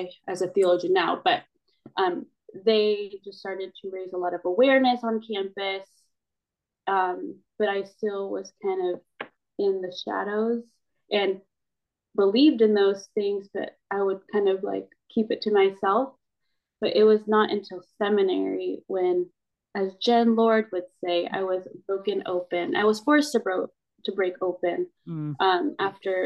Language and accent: English; United States; I am Filipino and I'm a Filipino American as well